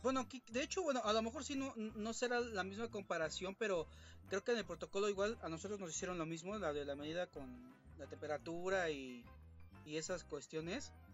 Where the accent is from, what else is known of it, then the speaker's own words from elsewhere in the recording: Mexico; como público mexicano